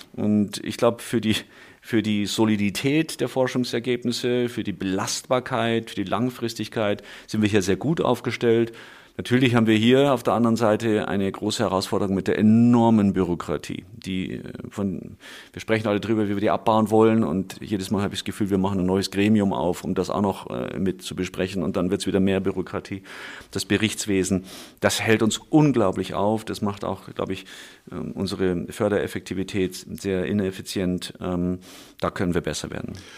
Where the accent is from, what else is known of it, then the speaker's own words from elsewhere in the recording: Munich, Bavaria, Germany; moved away as an adult; also born or lived in United States; ich gebürtiger Münchner bzw. Schwabinger bin, hier aufgewachsen